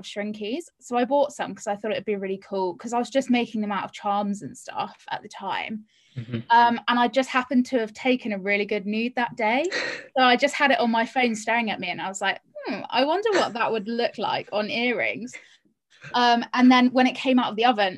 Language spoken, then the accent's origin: English; Cornwall, South West England, United Kingdom; moved away as an adult; I grew up in Cornwall